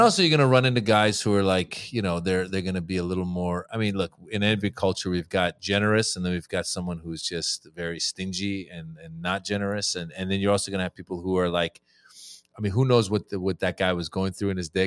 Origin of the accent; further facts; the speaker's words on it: Northern California, United States; also born or lived in Iran; born in Iran. I grew up in Northern California